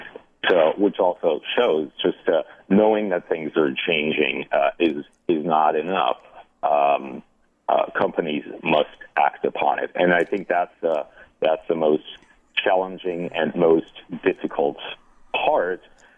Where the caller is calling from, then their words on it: Half Moon Bay, California, United States; I'm calling from California, lovely Half Moon Bay